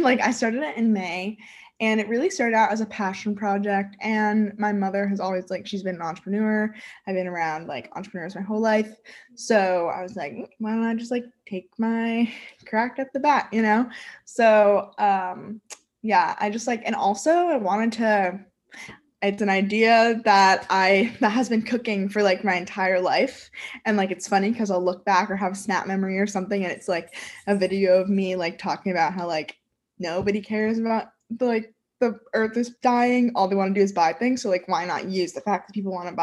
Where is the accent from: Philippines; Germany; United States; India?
United States; New York; I am from New York and I'm 20 years old